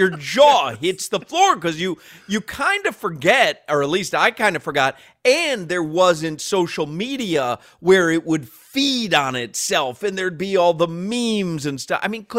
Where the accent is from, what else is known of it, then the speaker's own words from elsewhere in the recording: Chicago, Illinois, United States; moved away as an adult; now in Miami, United States; I grew up in Chicago. Now, I moved away from Chicago in 87. I moved down to Miami to go to University of Miami in 87. So, and I never lived there again.